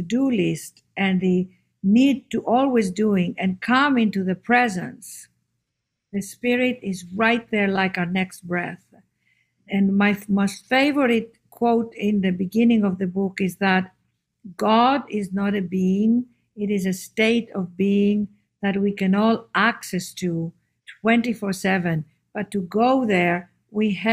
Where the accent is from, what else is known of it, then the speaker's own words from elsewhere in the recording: Athens, Attica, Greece; moved away; also born or lived in London / New York; And we were raised in a small little apartment in Athens.